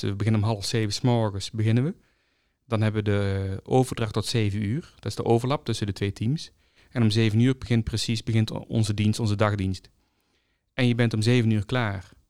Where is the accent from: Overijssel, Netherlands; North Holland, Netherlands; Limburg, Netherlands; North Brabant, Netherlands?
North Brabant, Netherlands; Als Brabander